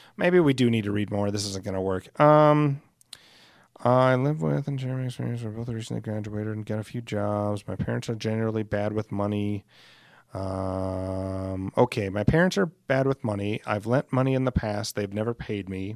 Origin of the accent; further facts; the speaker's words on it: Alcester, South Dakota, United States; my hometown of Ellis, South Dakota